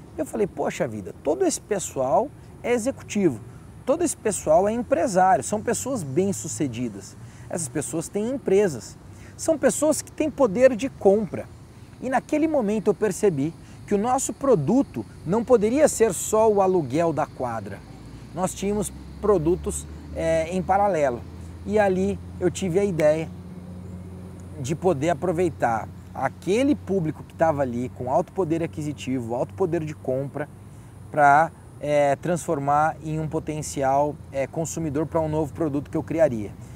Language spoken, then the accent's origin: Portuguese; Guarulhos, São Paulo, Brazil; moved away; eu voltei para o Brasil e na cidade de Guarulhos, de onde eu sou